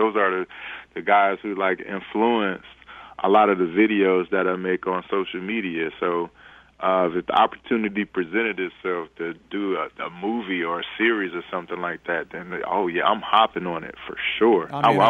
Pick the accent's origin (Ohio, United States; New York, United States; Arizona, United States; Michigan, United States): Michigan, United States; Detroit; And they're just basically what I observed growing up in Detroit.